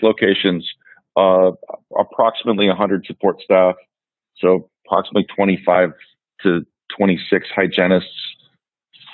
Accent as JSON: {"language": "English", "town": "West Des Moines", "region": "Iowa", "country": "United States", "tie": "born or raised there", "also_born_or_lived": "Waterloo, Iowa / Omaha, Nebraska", "said": "I grew up in West Des Moines, went to Valley High School"}